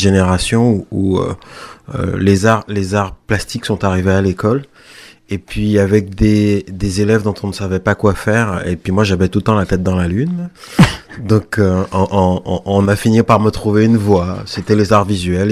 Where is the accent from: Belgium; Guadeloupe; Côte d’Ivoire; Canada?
Guadeloupe; Pointe-à-Pitre; moved away; je suis né à Pointe-à-Pitre